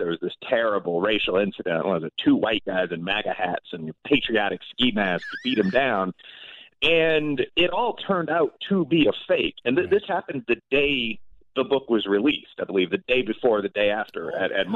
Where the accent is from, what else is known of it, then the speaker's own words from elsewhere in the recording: Chicago, Illinois, United States; I'm from Chicago